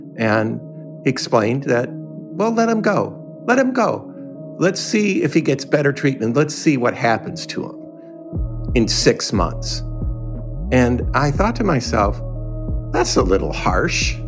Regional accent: Detroit, Michigan, United States; I was born in Detroit, uh, living near uh, actually Motown on, uh, on West Grand Boulevard

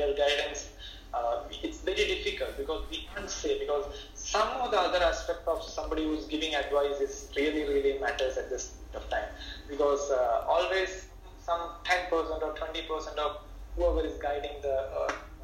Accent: Kerala, India; moved away as an adult; also born or lived in New Delhi / Bangalore; now in Mumbai, India; my home state, which is Kerala

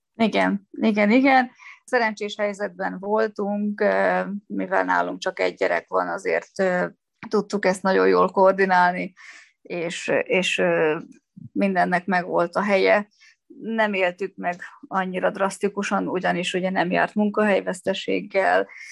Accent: Szolnok, Jász-Nagykun-Szolnok, Hungary; moved away; Gyerekkori barátnőm alakult úgy az életünk, hogy mi Szolnokról elkerültünk, de mégis nagyon közel lakunk egymáshoz

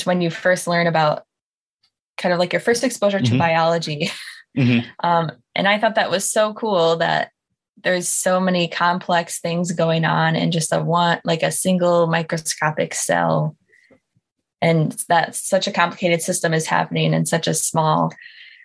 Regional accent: Michigan, United States; also born or lived in Wisconsin; So I grew up in Michigan, and I just kind of jumped across the pond and did undergrad and then came right back here for grad school

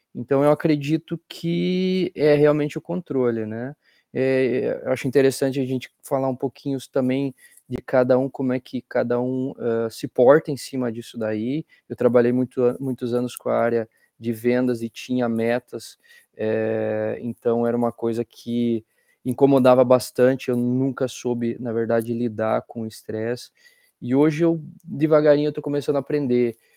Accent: Curitiba, Paraná, Brazil; now in Liverpool, United Kingdom; sou curitibano da Gema

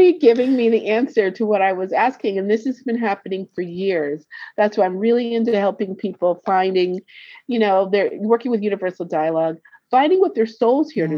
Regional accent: Connecticut, United States; moved away; also born or lived in Brooklyn, New York / New York; I grew up in Connecticut, but I was born in Brooklyn. So I lived in New York for 10 years

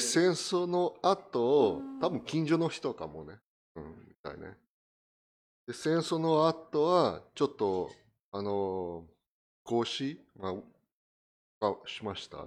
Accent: Brazil; Japanese is a second language; moved away as an adult; now in Japan; 私はあのブラジルに生まれた、うん、1974

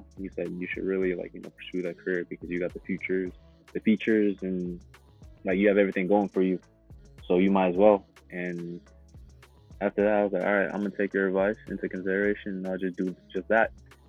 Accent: Buffalo, New York, United States; also born or lived in Uganda; Buffalo, New York.

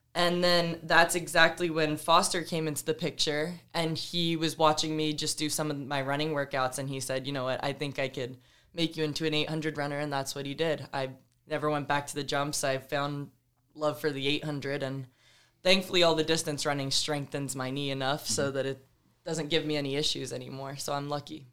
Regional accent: Georgia, United States; moved away as an adult; also born or lived in State College, Pennsylvania; growing up in Georgia

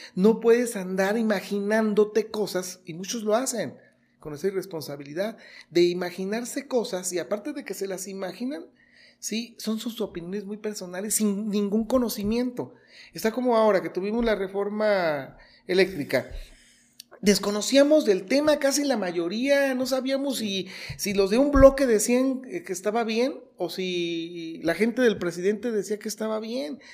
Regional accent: Los Reyes, Michoacán, Mexico; also born or lived in Morelia; finalmente somos reyenses, finalmente somos michoacanos, finalmente somos mexicanos

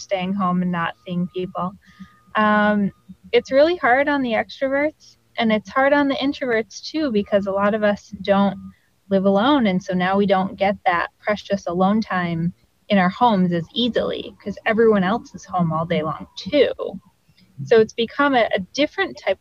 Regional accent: Farmington Hills, Michigan, United States; moved away as an adult; now in Los Angeles, United States; Farmington Hills, right outside Detroit

